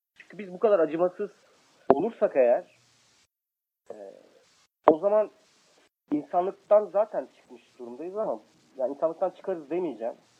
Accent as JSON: {"language": "Turkish", "region": "Kayseri Province", "country": "Turkey", "said": "Ben Kayseriyeliyim"}